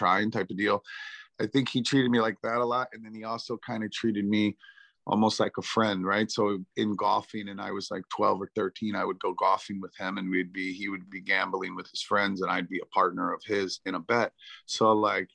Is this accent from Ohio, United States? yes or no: no; Virginia Beach, Virginia, United States; I grew up on that farm, but there was a big naval base here.